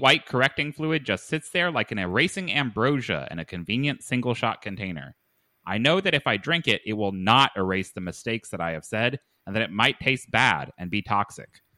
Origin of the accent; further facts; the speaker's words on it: Lexington, Kentucky, United States; I was born in Lexington, Kentucky.